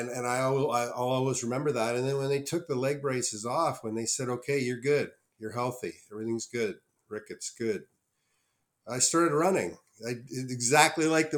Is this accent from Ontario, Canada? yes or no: yes; Ottawa, Ontario, Canada; I grew up in Ottawa